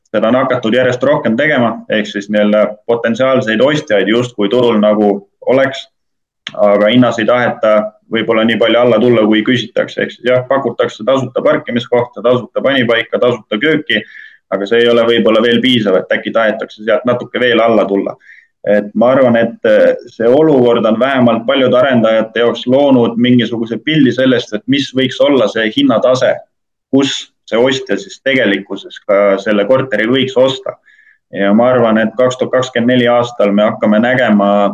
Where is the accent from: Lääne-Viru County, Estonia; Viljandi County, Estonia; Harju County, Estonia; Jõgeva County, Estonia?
Lääne-Viru County, Estonia; Rakvere; Rakvere linnas Lääne-Virumaal, kust ma ise olen pärit